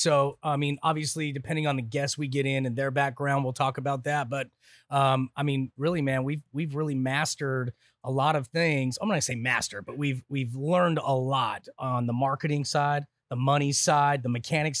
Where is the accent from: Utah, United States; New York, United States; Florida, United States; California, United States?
Utah, United States; Santa Clara; Snow Canyon High School in Santa Clara, Utah.